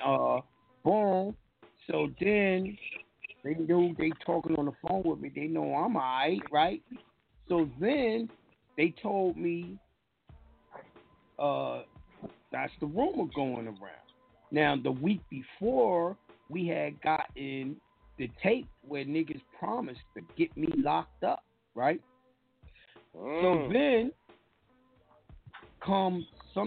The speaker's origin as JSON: {"language": "English", "region": "New York", "country": "United States", "said": "I'm from New York"}